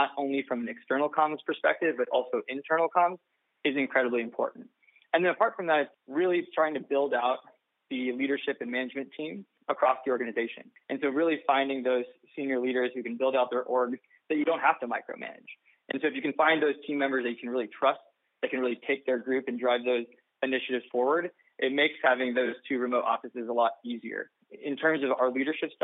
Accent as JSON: {"language": "English", "region": "Southern California", "country": "United States", "said": "I'm from Southern California"}